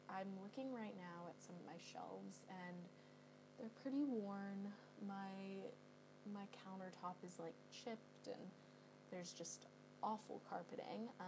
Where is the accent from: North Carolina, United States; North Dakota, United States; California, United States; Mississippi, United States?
California, United States; Bay Area; moved away as an adult; now in London, United Kingdom; I'm from the Bay Area.